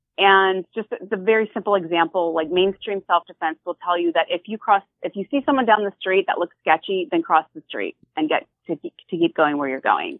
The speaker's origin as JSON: {"language": "English", "area": "right outside Philly", "region": "Pennsylvania", "country": "United States", "said": "I'm from the East Coast, right outside Philly"}